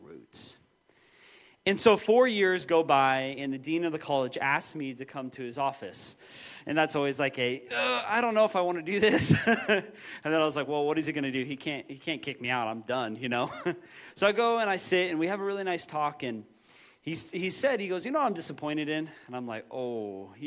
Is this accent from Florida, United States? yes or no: no; Moses Lake, Washington, United States; moved away as an adult; also born or lived in Portland; I grew up in Moses Lake and then went to Bible college for a few years.